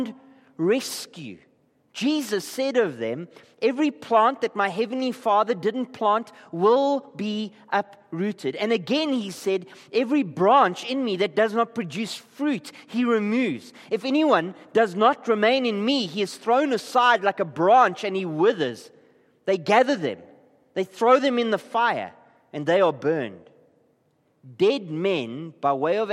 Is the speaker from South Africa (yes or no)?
yes; Gqeberha, Eastern Cape, South Africa; I come from Klabecha.